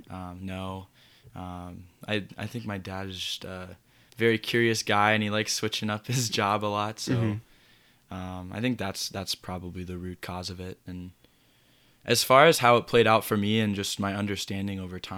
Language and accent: English; Berkeley, California, United States; born there; also born or lived in Raleigh, North Carolina / St. Louis, Missouri; Yeah, so I was born in Berkeley, California.